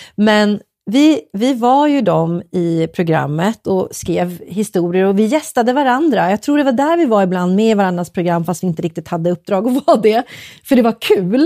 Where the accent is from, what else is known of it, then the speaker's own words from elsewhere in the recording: Uppsala, Uppsala County, Sweden; moved away as an adult; also born or lived in Stockholm; jag är från Uppsala